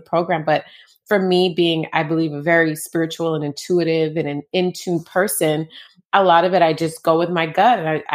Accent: Jamaica; I was born in Jamaica.

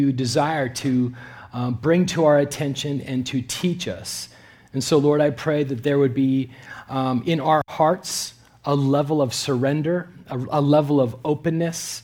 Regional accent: Canada; moved away as an adult; now in California, United States; I'm a Canadian citizen

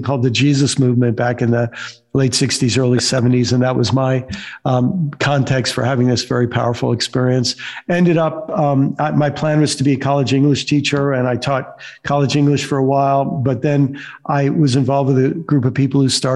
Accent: upstate New York, United States; also born or lived in Illinois / Maryland; now in Florida, United States; I was born in upstate New York, lived most of my life in Maryland, and for the last 14 years have lived in Florida. But most of my growing up was in New York and a short time in Illinois and then in Maryland

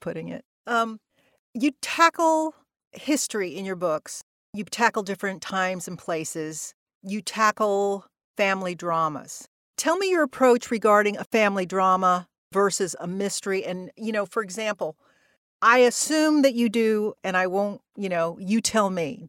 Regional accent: the South, United States; moved away; I grew up in the South

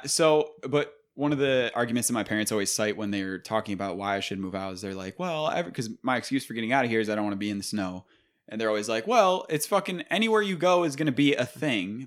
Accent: Buffalo, New York, United States; we are from Buffalo

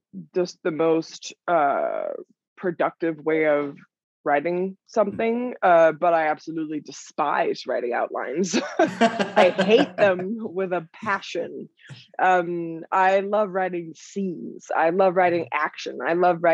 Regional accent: Denmark; moved away as an adult; also born or lived in New York; I'm from Denmark originally, and I moved to New York when I was 18 to pursue a career in dance

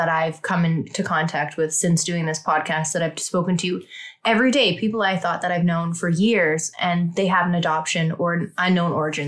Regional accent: Saskatchewan, Canada; also born or lived in Regina / Prince Albert; Being from a smaller area in Saskatchewan, all these smaller towns, you would go to Regina to have a baby back in the day.

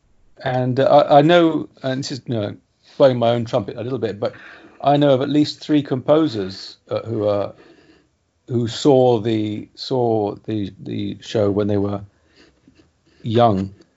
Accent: England, United Kingdom; as an Englishman

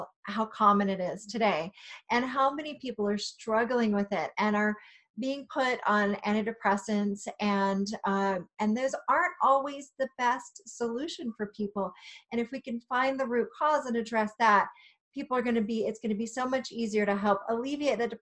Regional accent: Virginia, United States; I grew up in Virginia

